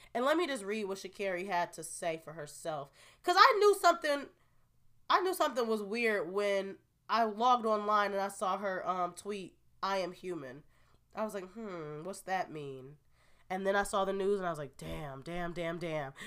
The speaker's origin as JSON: {"language": "English", "town": "Marlton", "region": "New Jersey", "country": "United States", "tie": "born or raised there", "said": "I grew up in Marlton, New Jersey."}